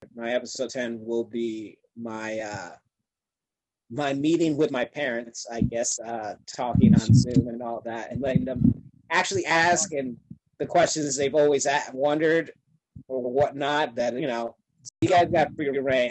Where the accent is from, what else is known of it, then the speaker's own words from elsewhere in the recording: Upstate New York, United States; I'm a New Yorker, but I'm upstate, which is like foreign country to a lot of them